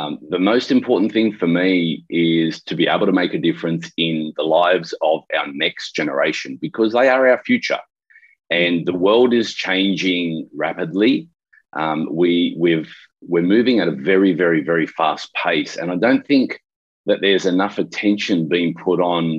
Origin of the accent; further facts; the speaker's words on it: Sydney, New South Wales, Australia; I'm from Sydney, Australia